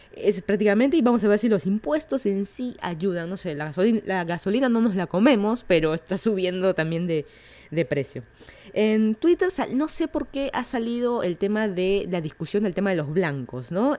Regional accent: Lima, Peru; moved away as an adult; now in Miami, United States; yo soy de Lima, Perú. Vine a Estados Unidos a estudiar una maestría a Miami, Florida.

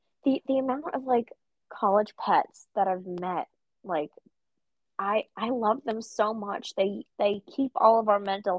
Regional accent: Georgia, United States; Well, I'm from Georgia, so peach works just fine.

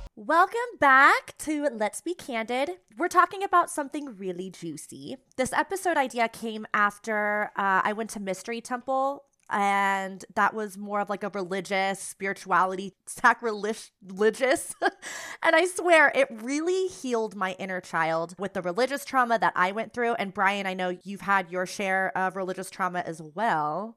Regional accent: Southern Georgia, United States; I grew up on the Bible Belt

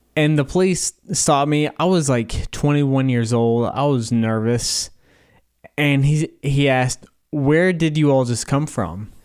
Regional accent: Corbin, Kentucky, United States; I live in southern Kentucky. I'm from Corbin, Kentucky, which is home of K F C.

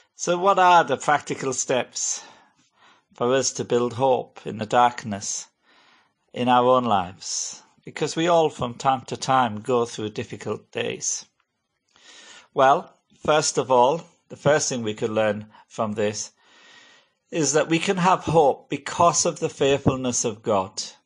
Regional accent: Hartlepool, North East England, United Kingdom; moved away; my hometown of Hartlepool

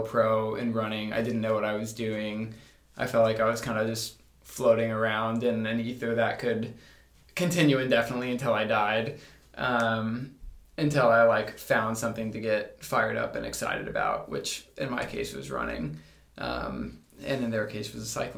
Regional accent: Indiana, United States; I'm from Indiana

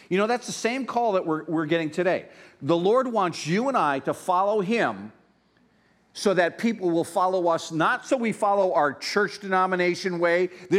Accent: Pennsylvania, United States; You know, I grew up in Northeast Pennsylvania. I grew up in an Italian, Polish neighborhood

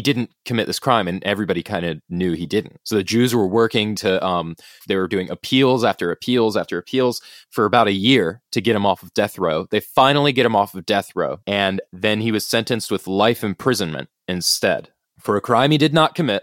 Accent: United States; I'm American

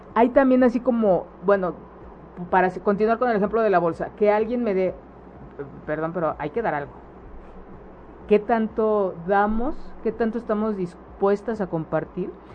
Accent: Mexico; nuestras creencias destructivas como sociedad mexicana

